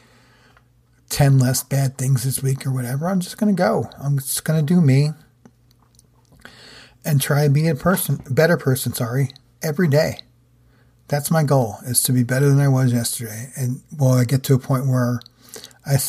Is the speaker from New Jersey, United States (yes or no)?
yes; New Jersey, United States; being from where I am in New Jersey, or where I grew up in New Jersey